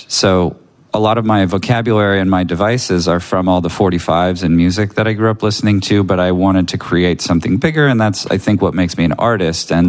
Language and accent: English; United States; also born or lived in San Francisco / south of France; now in California, United States; I'm too American.